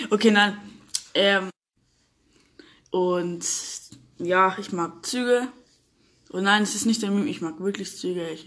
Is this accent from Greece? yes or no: yes; Greece; Ich bin Grieche, und Griechen reden viel.